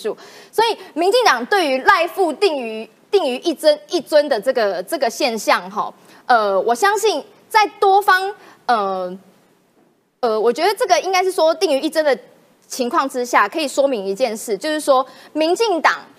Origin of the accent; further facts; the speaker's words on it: Taiwan; 我也要讲台语，我台湾人，我要台湾金呐哈